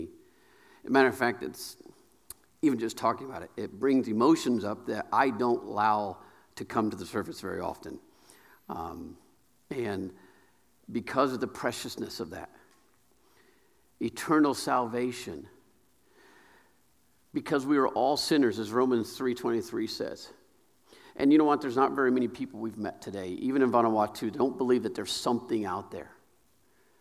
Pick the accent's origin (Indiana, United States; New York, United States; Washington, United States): Indiana, United States; Sharpsville; also born or lived in Kokomo; I grew up in Sharpsville, but I tipped in Kokomo area. I grew up in this area. Graduated from Tri-Central.